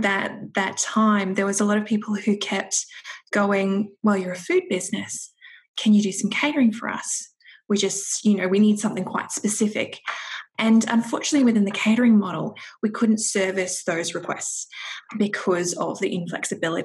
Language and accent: English; Toowoomba, Queensland, Australia; my parents decided to sell up the farm, and then it was moved to a different town, which we're in Toowoomba